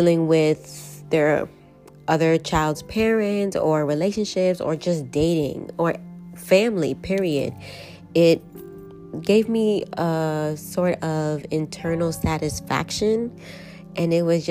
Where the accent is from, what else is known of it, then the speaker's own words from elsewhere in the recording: New York City, New York, United States; I am from New York, more specifically the Boogie Down Bronx, born and raised